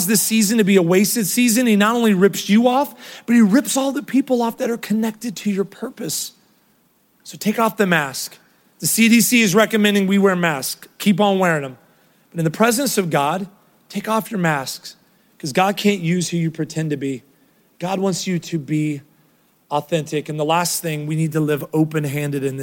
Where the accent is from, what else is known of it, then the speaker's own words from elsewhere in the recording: Ohio, United States; now in Texas, United States; Kroger was what I grew up in Ohio. So when I moved here